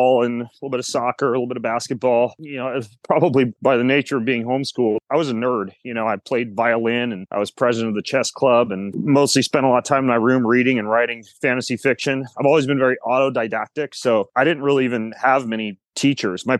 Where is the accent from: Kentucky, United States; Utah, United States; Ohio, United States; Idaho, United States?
Idaho, United States; Lewiston; moved away as an adult; also born or lived in Moscow, Idaho / Spokane; I was born in Lewiston, Idaho, and my parents actually homeschooled me there. So I was homeschooled K through 12 down in Lewiston.